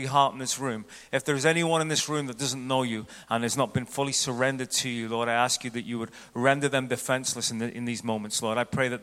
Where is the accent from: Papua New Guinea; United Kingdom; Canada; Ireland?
Ireland; moved away as an adult; now in United States; I'm from Ireland, and I used to look at the house we lived before we moved to the States.